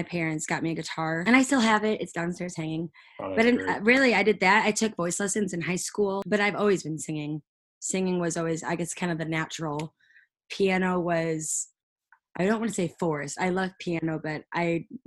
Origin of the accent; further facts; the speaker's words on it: Fenton, Missouri, United States; moved away as an adult; now in Nashville, United States; I was born in Fenton, Missouri, and that is right outside of St. Louis